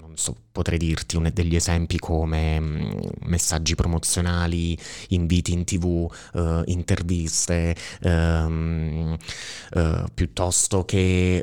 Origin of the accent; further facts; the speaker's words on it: Sala, Italy; moved away as an adult; io sono appunto originario di Sala e nella vita mi sono trasferito, sono andato via da Sala, avevo 18 anni